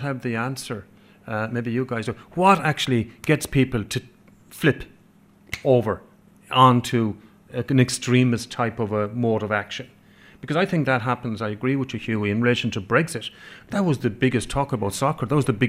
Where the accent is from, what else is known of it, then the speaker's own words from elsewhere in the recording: Connemara, Connacht, Ireland; first language Irish; English is a second language; I grew up in Connemara speaking Irish. English is my second language